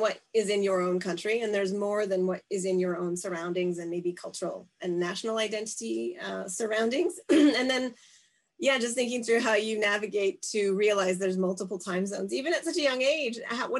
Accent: Canada; we were obviously white Canadian living in a predominantly white neighborhood, but very multiculturally growing into like highly multicultural over the next 30 years, we didn't know where we came from.

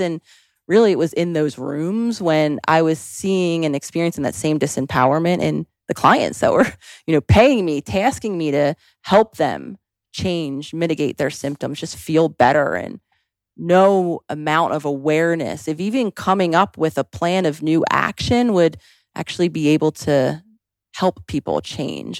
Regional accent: Philadelphia, Pennsylvania, United States; also born or lived in New York City / Los Angeles; now in Scottsdale, United States; growing up in Philadelphia, New York City, and then the time I spent in L

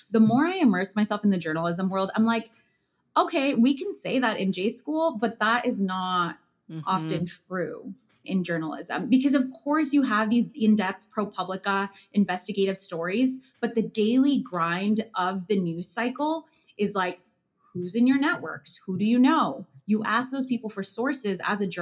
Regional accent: Chicago, Illinois, United States; moved away as an adult; also born or lived in New York; now in Chicago, United States; I come from a neighborhood from Chicago, a working class Latino neighborhood on the northwest side called Hermosa, where I'm surrounded by entrepreneurs

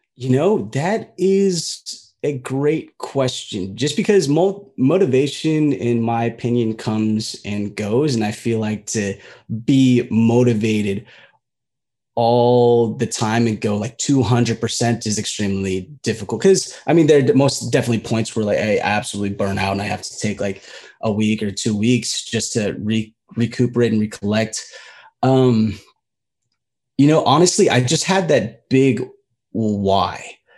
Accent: United States; being a Filipino American

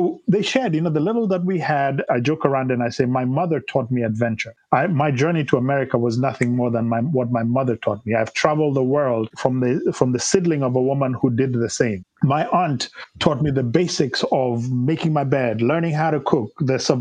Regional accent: Kenya; moved away as an adult; also born or lived in Nairobi; now in United States; I grew up in Kenya

